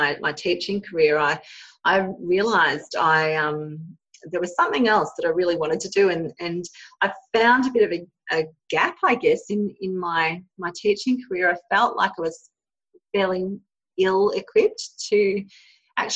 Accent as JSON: {"language": "English", "country": "Australia", "tie": "born or raised there", "said": "I've been born and bred here in Australia. And so I grew up in a really small country town in southern Australia"}